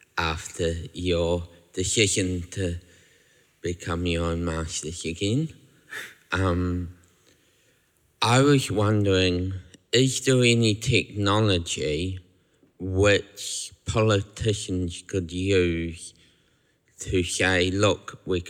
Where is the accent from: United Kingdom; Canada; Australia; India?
United Kingdom; England; now in New Zealand; I was born in England, but I live in New Zealand